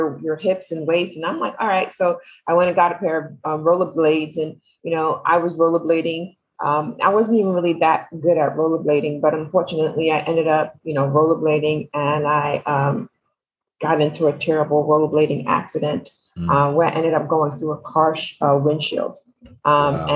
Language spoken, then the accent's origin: English; New York City, New York, United States; I am from Brooklyn.